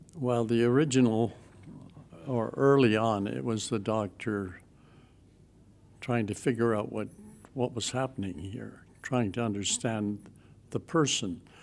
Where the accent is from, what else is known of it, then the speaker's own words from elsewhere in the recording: Western Canada, Canada; moved away as an adult; now in Toronto region, Canada; I come from Western Canada